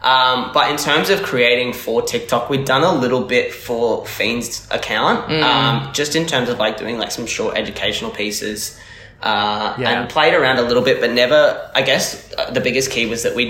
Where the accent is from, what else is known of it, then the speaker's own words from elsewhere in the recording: Australia; fellow Aussies